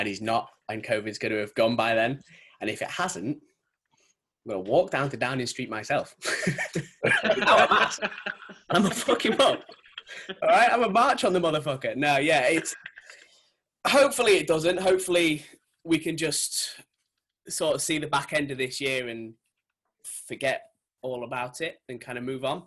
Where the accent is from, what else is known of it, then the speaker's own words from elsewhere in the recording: Yorkshire and the Humber, United Kingdom; I'm from Yorkshire